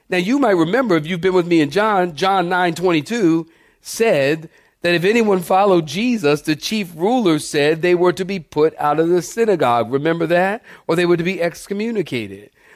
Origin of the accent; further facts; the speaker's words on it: Philadelphia, Pennsylvania, United States; moved away; also born or lived in Camp Pendleton; I'm from Philadelphia.